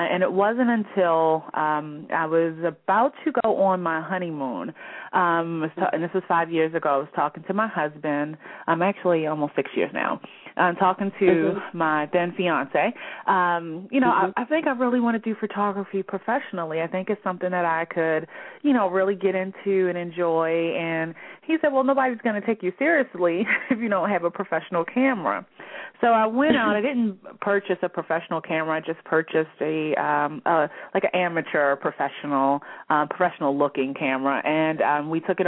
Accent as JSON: {"language": "English", "town": "Baltimore", "region": "Maryland", "country": "United States", "said": "I am from Baltimore, Maryland, where I still reside with my husband"}